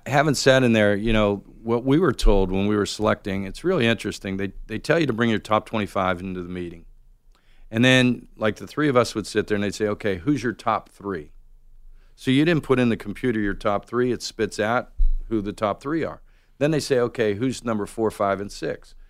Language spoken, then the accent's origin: English; Pittsburgh, Pennsylvania, United States; now in Atlanta, United States; living in Atlanta, I grew up in Pittsburgh